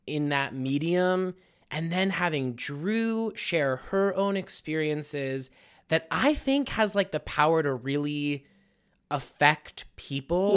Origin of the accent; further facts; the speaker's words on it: Pittsburgh, Pennsylvania, United States; I'm born and raised in Pittsburgh